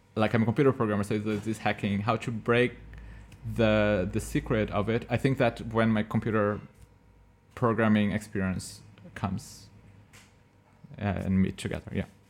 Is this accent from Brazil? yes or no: yes; Brazil; moved away; I'm from Brazil, we have cashew there